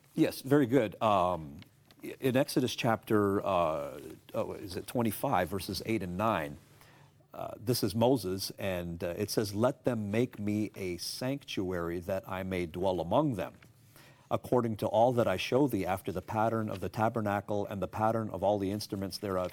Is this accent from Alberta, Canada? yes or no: no; Toronto, Ontario, Canada; moved away as an adult; now in United States; I was, uh, born and raised in Toronto, Canada, the Greater Toronto Area